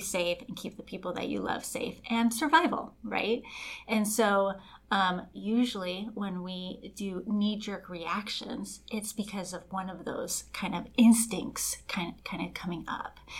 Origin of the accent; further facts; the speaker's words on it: Los Angeles, California, United States; I was born and raised in Los Angeles, but by raised by very Colombian uh, mother and grandparents